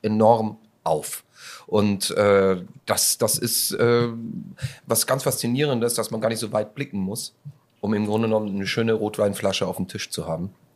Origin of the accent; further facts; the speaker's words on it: Austria; moved away; also born or lived in Bremerhaven; aus meinem Heimatland